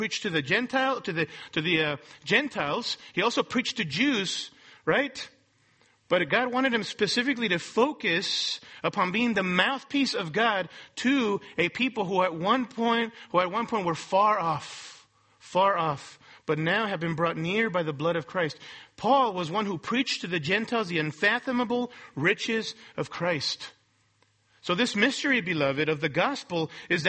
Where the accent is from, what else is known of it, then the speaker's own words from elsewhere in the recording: Mexico; now in Los Angeles, United States; I'm a Mexican national born in Mexico